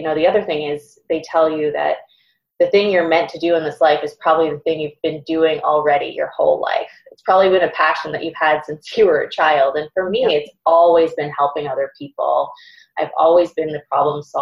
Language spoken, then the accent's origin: English; Boston, Massachusetts, United States; I'm from Boston